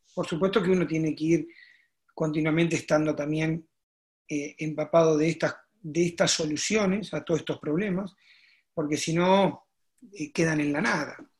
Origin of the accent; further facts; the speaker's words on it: a town near Arequito, Rosario area, Santa Fe, Argentina; me fui a jugar a, a la Liga del, del Campo, como le llaman, que es mi pueblo. No jugué en mi pueblo, jugué en un pueblo cerca que es Arequito